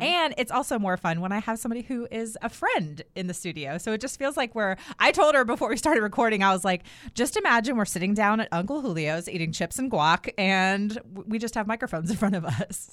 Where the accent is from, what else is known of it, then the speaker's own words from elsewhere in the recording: Durham, North Carolina, United States; right here in my hometown of Durham, North Carolina